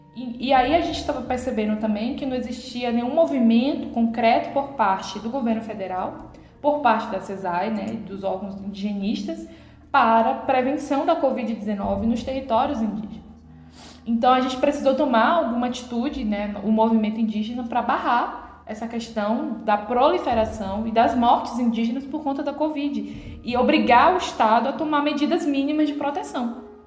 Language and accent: Portuguese; Coroa Vermelha, Bahia, Brazil; minha aldeia Coroa Vermelha